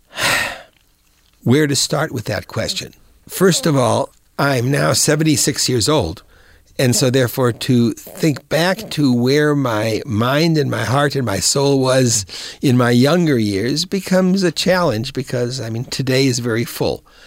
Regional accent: Rock Island, Illinois, United States; also born or lived in Davenport, Iowa; I was born in Davenport, Iowa, and raised, graduated high school from Rock Island High School in Rock Island, Illinois

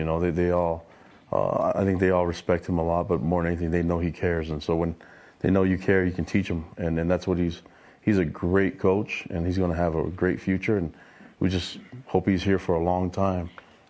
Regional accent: St. Louis, Missouri, United States; moved away; I played high school ball in St. Louis, Missouri, so we're from the Lou

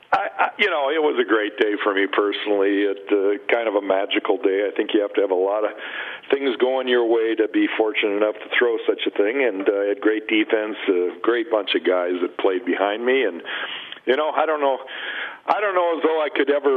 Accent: Minnesota, United States; All the years that I grew up in Minnesota

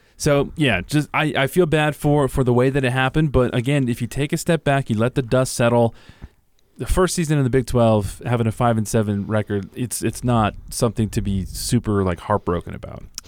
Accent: California, United States; moved away; growing up in California

